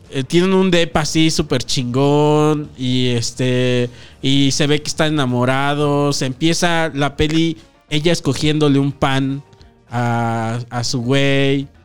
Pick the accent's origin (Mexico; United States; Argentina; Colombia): Mexico; Pero eh, como son mexicanos, dices, ah, mexicano, yo mexicano